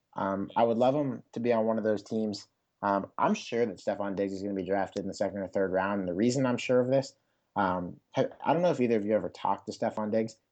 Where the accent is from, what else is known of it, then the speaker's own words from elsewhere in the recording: Pittsburgh, Pennsylvania, United States; my hometown N F L team